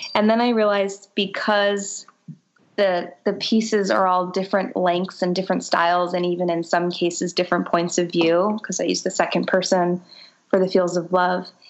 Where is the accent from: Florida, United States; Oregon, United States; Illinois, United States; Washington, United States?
Florida, United States; Boca Raton; growing up in Boca Raton, Florida, in a privileged Jewish family